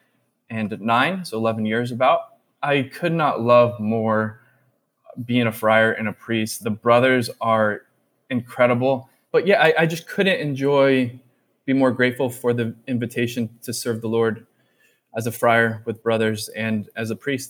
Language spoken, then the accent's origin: English; Orange County, California, United States; I grew up in Orange County, California.